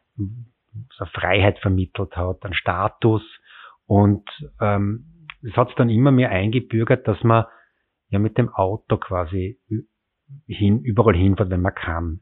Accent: countryside near Graz, Styria, Austria; moved away as an adult; now in Vienna, Austria; ich bin am Land aufgewachsen und bin damals so einen Kilometer zum Bus, zur Bushaltestelle geradelt, um dann na, in dem Fall nach Graz in die Stadt zu kommen mit dem Bus.

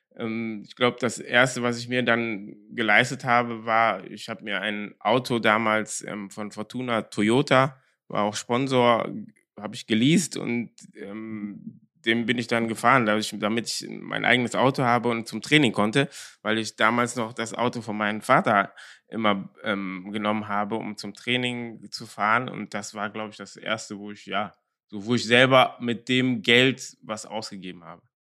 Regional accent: Cologne, North Rhine-Westphalia, Germany; Ich bin ja ähm, in Köln-Korweiler groß geworden

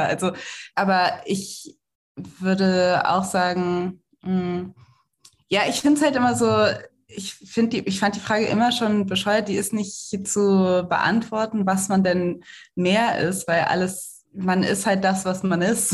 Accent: Cologne, North Rhine-Westphalia, Germany; ich komme aus Köln

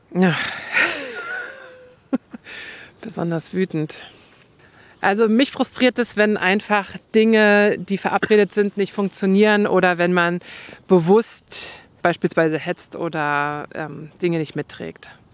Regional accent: northern Brandenburg, Germany; moved away; ich komme ja aus dem Norden von Brandenburg

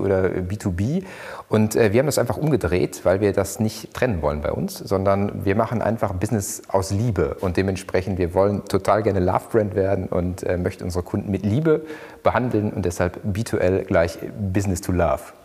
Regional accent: Ruhr area, North Rhine-Westphalia, Germany; Ich komme aus dem Ruhrgebiet, da ist man echt, deshalb pur

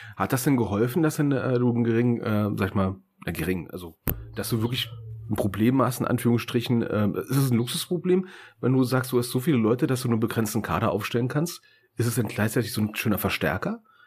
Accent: Germany; wir sind Deutsche

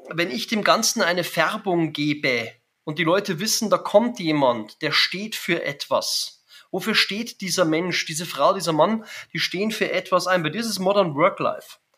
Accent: Germany; Ich bin Deutscher und äh, ich kann schon auch fließend Englisch, wahrscheinlich besser als Hochdeutsch.

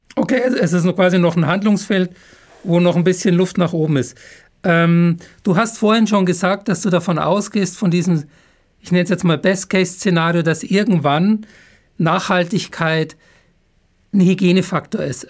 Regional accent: Upper Bavaria, Germany; now in Heidelberg, Germany; dann Grüße in meine Heimat, weil ich bin ja Bayer. Zwar kein Jawohl. Franke, aber Oberbayer.

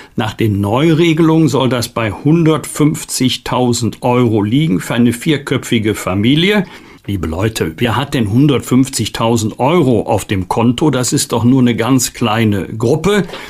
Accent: Germany; wir als Deutsche und Europäer

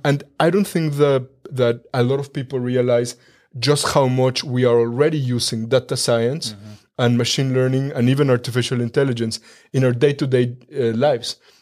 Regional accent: Mexico; moved away as an adult; now in Germany; I was born and raised in Mexico

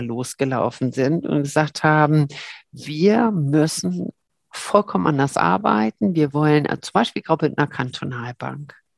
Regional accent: Berlin, Germany; moved away as an adult; also born or lived in Cologne; now in St. Gallen, Switzerland; Köln geboren, aber ich fühle mich sehr als Berlinerin äh, da drin. Also mit einem kleinen Kindesalter bin ich da hingekommen

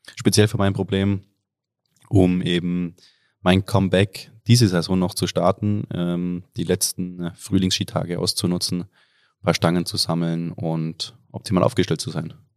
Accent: Oberstdorf, Bavaria, Germany; komme aus Oberstdorf, aus dem Allgäu

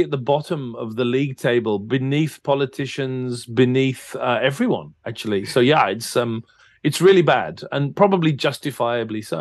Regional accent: England, United Kingdom; Yeah, yeah, I'm English.

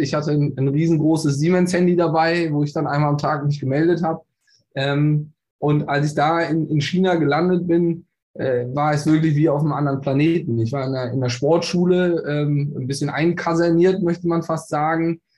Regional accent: Bonn, North Rhine-Westphalia, Germany; gebürtig aus Bonn

